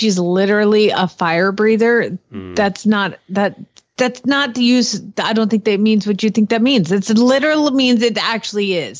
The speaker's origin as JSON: {"language": "English", "region": "Georgia", "country": "United States", "moved": "yes", "lives_now": "Oklahoma, United States", "said": "I'm from Georgia."}